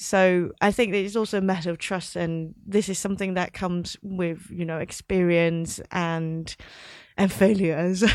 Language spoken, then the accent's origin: English; Hong Kong; moved away as an adult; also born or lived in London; So I grew up in Hong Kong, but I went to university in London